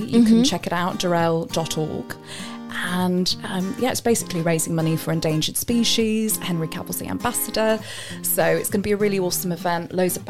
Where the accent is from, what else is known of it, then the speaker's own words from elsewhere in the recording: Lancaster, North West England, United Kingdom; moved away; That was in my hometown of Lancaster, actually. That's where I grew up.